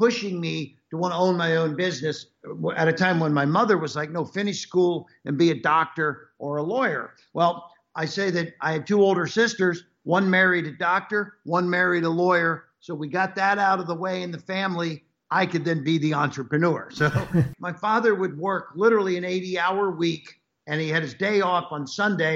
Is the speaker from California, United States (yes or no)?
no; Cincinnati, Ohio, United States; I was born and raised in Cincinnati, Ohio